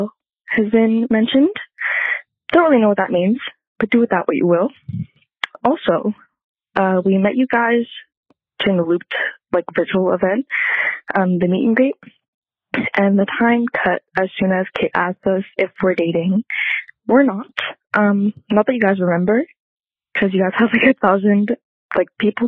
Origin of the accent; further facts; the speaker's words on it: Montreal, Quebec, Canada; I'm 20 and I'm from Montreal